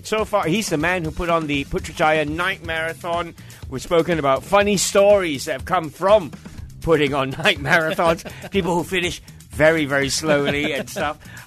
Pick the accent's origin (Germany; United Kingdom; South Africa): United Kingdom; now in Malaysia; I grew up in the UK